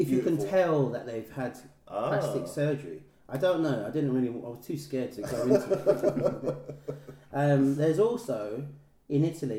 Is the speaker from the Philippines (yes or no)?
yes; Philippines; I'm Filipino.